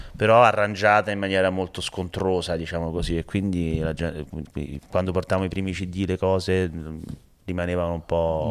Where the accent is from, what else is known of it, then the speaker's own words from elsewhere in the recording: Rome, Lazio, Italy; io sono di Mantova, io sono di Roma